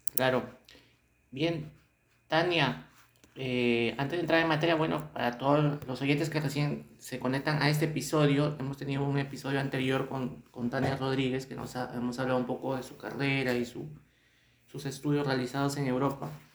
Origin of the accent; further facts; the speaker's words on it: Peru; estamos acá pues este en eh, nuestro Perú